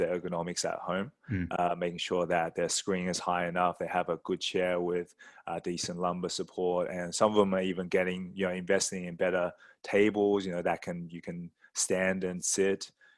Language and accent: English; Sydney, New South Wales, Australia; moved away as an adult; also born or lived in Scotland; now in Singapore; I grew up in Australia, Sydney, Australia, where I did my studies in chiropractic